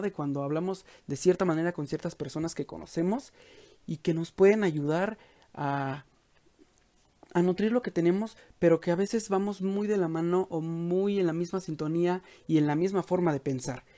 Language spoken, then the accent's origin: Spanish; Mexico; en México, que es de donde soy